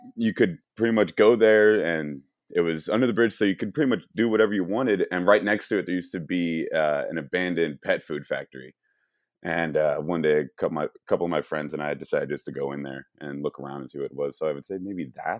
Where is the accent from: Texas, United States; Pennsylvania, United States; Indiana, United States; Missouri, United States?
Missouri, United States; St. Louis; I'm born and raised in Saint Louis, Missouri